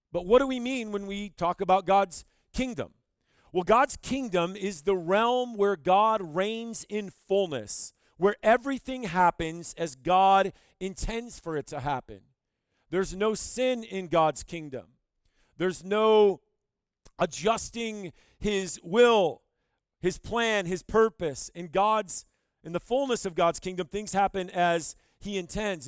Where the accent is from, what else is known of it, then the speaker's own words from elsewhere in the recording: Owosso, Michigan, United States; moved away as an adult; now in Rapid City, United States; I'm from Michigan. I grew up in Owasso, Michigan, right in the middle of the state